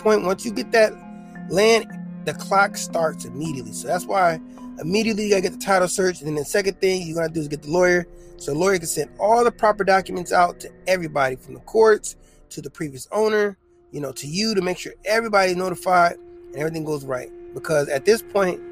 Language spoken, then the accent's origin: English; South Bend, Indiana, United States; now in El Paso, United States; I'm from South Bend, Indiana